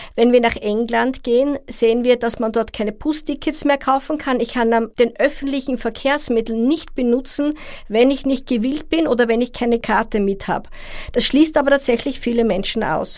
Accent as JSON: {"language": "German", "country": "Austria", "said": "bei uns in Österreich"}